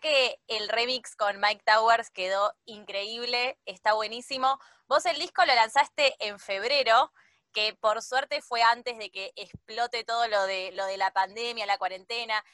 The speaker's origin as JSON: {"language": "Spanish", "country": "Argentina", "said": "acá en Argentina le decimos boliche"}